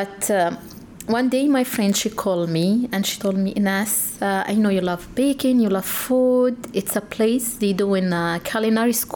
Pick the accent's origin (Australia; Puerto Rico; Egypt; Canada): Egypt; moved away as an adult; now in United States; I'm from Egypt